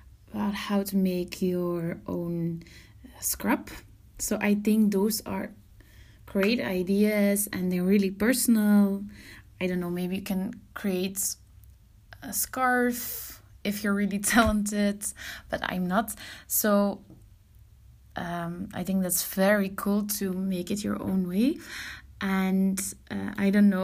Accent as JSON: {"language": "English", "country": "Belgium", "said": "I'm from Belgium"}